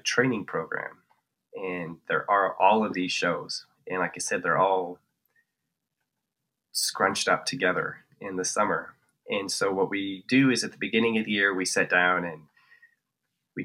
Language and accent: English; northern Colorado, United States; we're from Colorado and we're from northern Colorado